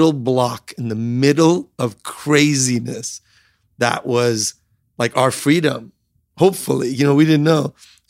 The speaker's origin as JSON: {"language": "English", "country": "Iran", "tie": "born or raised there", "said": "And I grew up in Iran, like looking at like the $6 million man, Steve Austin."}